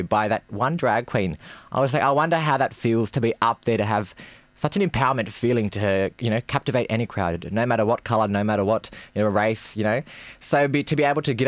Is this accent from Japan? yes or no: no; Campbelltown, New South Wales, Australia; growing up in Campbelltown